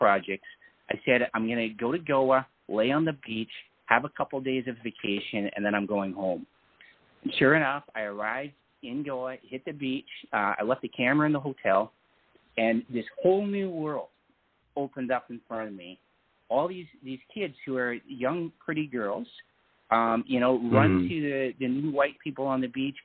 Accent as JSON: {"language": "English", "country": "Canada", "said": "I'm from Canada"}